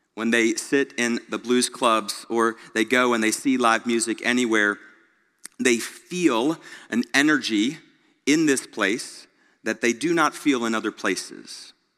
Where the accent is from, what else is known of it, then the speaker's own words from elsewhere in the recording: Greenville, South Carolina, United States; now in Memphis, United States; growing up in Greenville, South Carolina, not even knowing where Memphis, Tennessee was